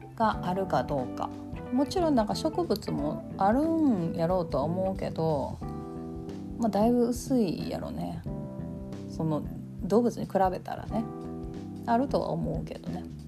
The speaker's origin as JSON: {"language": "Japanese", "region": "Kansai", "country": "Japan", "accent": "Kansai-ben"}